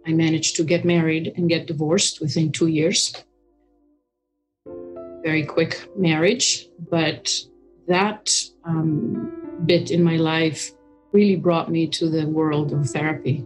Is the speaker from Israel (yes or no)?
yes; Israel; moved away as an adult; also born or lived in United States; I'm an Israeli. I lived in Israel at the time. I moved from Israel to America to get married